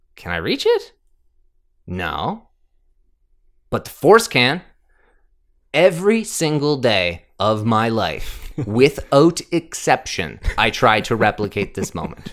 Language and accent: English; Canada; we're Canadian